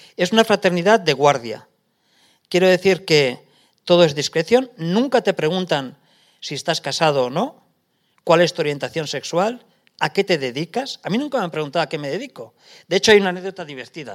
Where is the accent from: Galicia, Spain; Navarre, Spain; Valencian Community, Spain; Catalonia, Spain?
Navarre, Spain; Lesaka; moved away as an adult; now in Paris, France; de mi pueblo, de Lesaca